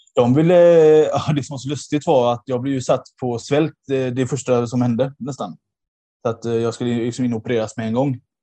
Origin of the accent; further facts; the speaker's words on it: Gothenburg, Västra Götaland, Sweden; moved away as an adult; now in Nödinge, Sweden; jag är då eh, från Göteborg ursprungligen.